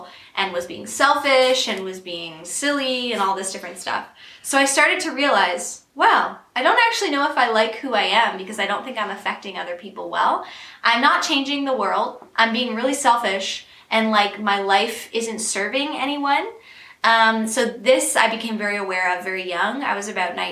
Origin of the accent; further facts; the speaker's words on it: Peterborough, Ontario, Canada; I am from Peterborough, Ontario